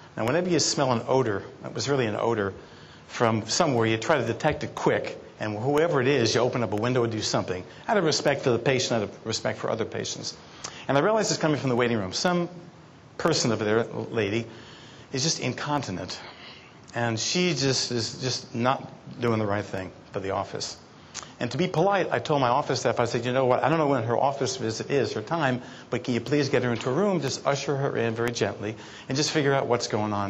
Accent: New York City, New York, United States; I was brought up in Brooklyn, New York

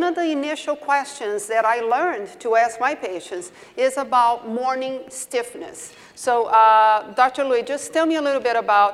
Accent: Brazil; accent: southern; moved away as an adult; also born or lived in Durham, North Carolina, United States / Tampa, Florida, United States; now in Las Vegas, United States; I did my training in Brazil originally, so that's why you hear my southern accent

